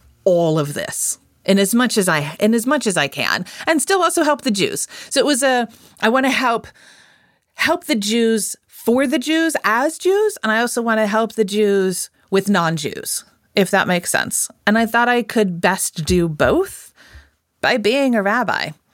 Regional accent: outside of Colorado Springs, United States; I grew up outside of Colorado Springs, far, far outside of Colorado Springs.

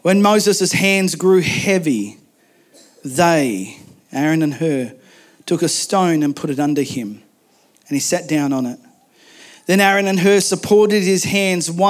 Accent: Macleay Valley, mid-north coast of New South Wales, Australia; I grew up in a valley. I grew up in the Maclay Valley in the mid-north coast of New South Wales.

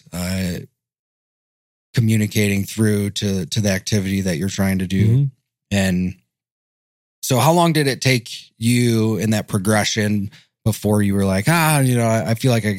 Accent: Michigan, United States; growing up in Michigan

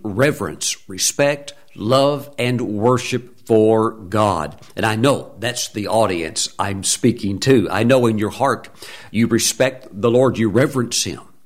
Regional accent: Mississippi, United States; I'm in sixth grade, growing up in Mississippi

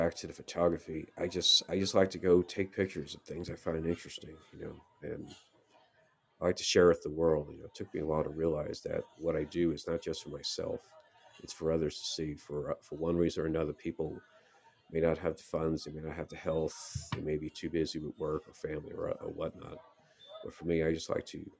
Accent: New York, United States; growing up in New York, by the apartment I lived

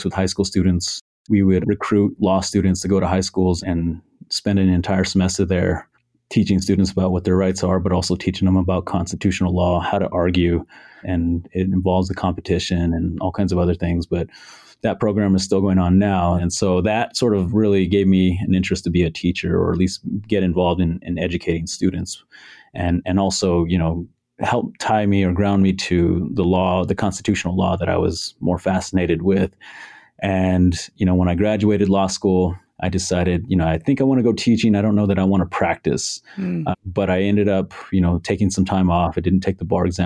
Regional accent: Albuquerque, New Mexico, United States; I'm from New Mexico, born and raised here in Albuquerque

